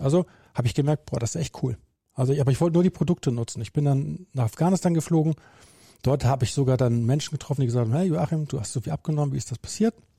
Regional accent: Bremen, Germany; bin gebürtiger Bremer

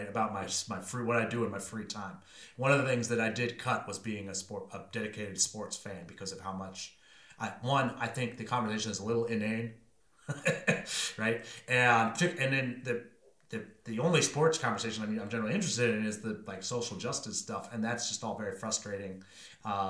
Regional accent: Maine, United States; moved away as an adult; also born or lived in Washington, District of Columbia, United States; I came from Maine

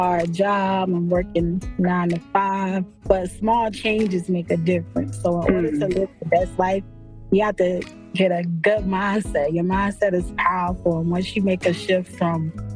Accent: Norfolk, Virginia, United States; also born or lived in Raleigh, North Carolina; I was born and raised in Norfolk, Virginia

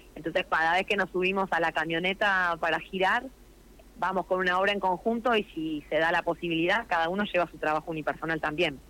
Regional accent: Plottier, Neuquén, Argentina; Yo soy de Plotier

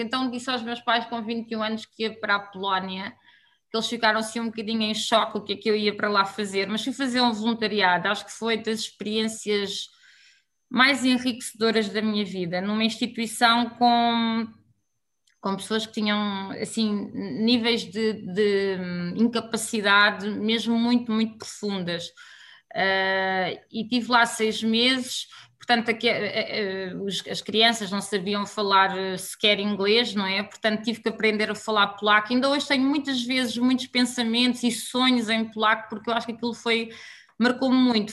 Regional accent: Alcobaça, Centro, Portugal; moved away as an adult; also born or lived in Poland; now in Angola; sou, sou, sou de Portugal, não é? E já estou cá há, há muito tempo, portanto acho que também já sou assim uma mistura daquilo que tem sido o meu percurso Somos de Alcobaça

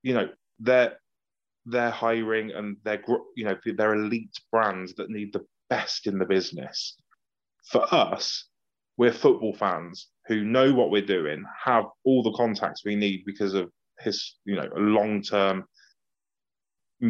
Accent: Banbury, South East England, United Kingdom; Banbury United because that's who I played for as a teenager and that's my hometown

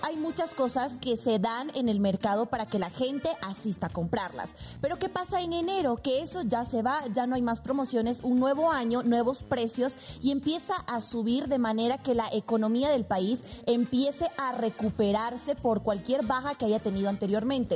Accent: Bolivia; moved away as an adult

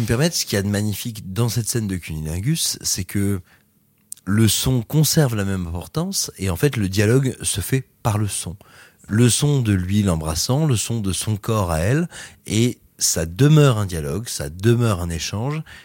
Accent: France; chez nous, en France

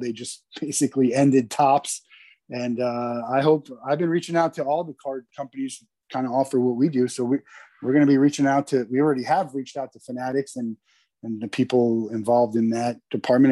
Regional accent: New Jersey, United States; I'm from New Jersey, so I've i I grew up in the cold

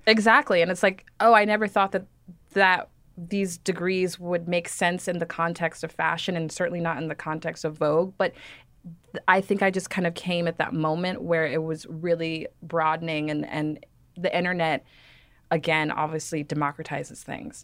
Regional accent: Dallas, Texas, United States; I grew up in Dallas, Texas

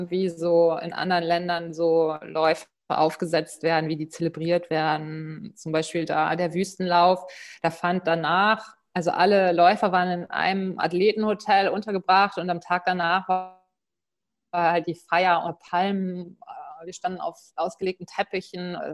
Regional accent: Lower Saxony, Germany; Seit der Kindheit halt. Ich bin im Emsland aufgewachsen. Unendliche Weiten. Da muss man einfach laufen.

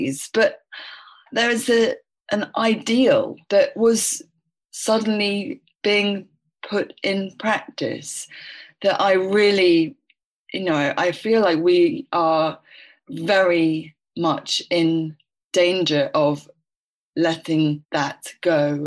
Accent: London, United Kingdom; I was born in London.

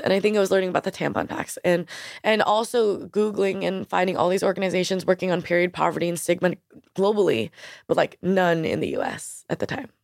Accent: New York, United States; I grew up in New York

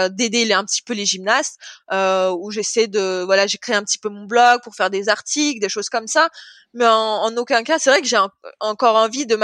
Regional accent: France; en plus, comme je suis française, le public il est à fond envers, euh, envers les Français

